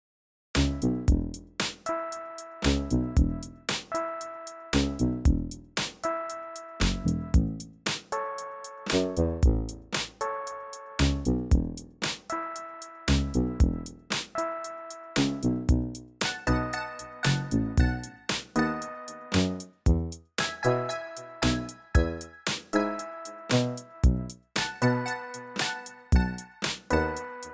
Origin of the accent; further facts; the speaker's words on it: Canada; I grew up in Canada